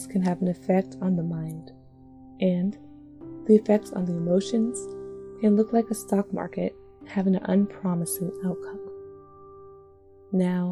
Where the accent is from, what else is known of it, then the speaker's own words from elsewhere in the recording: Washington, United States; moved away; also born or lived in New Jersey; living and working from my hometown in Washington State